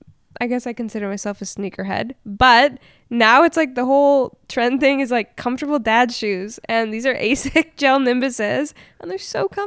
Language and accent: English; Winnipeg, Manitoba, Canada; moved away as an adult; also born or lived in Los Angeles; I grew up in Winnipeg. I'm from Winnipeg. Technically, my license is still Winnipeg. I haven't officially moved, but COVID kind of brought me here. And then I've been in LA, so I'm kind of a nomad at this point in my life.